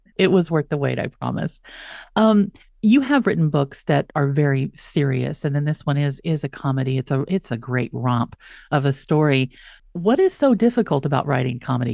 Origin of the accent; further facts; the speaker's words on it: West Texas, United States; I'm from West Texas